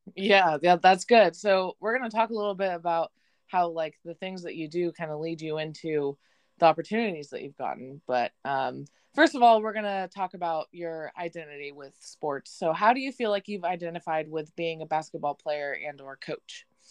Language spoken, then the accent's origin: English; Chico, California, United States; I'm from Chico